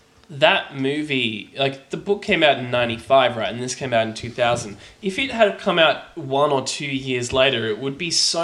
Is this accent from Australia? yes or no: no; New Zealand; moved away; I grew up in New Zealand